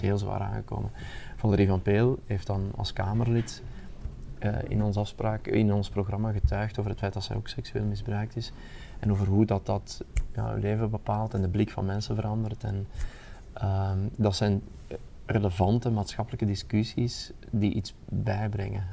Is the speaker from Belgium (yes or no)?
yes; Aarschot, Flanders, Belgium; mijn, mijn thuisstad in Aarschot